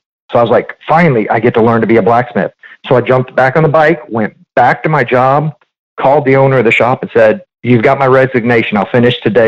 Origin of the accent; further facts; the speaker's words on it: Houston, Texas, United States; also born or lived in Ohio; I was born here in Houston, Texas. I grew up out there towards Friendswood